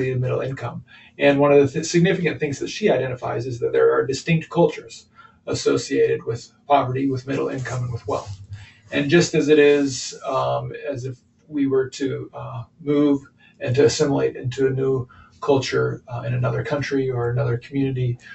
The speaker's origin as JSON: {"language": "English", "region": "Kansas", "country": "United States", "also_born_or_lived": "Chicago area", "moved": "as an adult", "lives_now": "Marion, United States", "said": "We're originally from Kansas"}